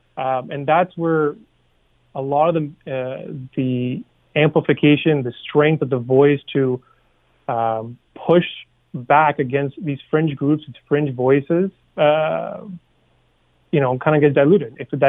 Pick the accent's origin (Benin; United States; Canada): Canada; because we're all Canadian at the end of the day, and we all want the best for ourselves, our neighbors, our families.